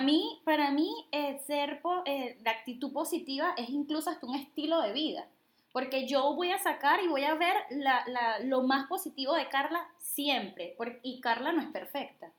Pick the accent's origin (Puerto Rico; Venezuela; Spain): Venezuela; now in Dominican Republic; Soy venezolana, vivo en República Dominicana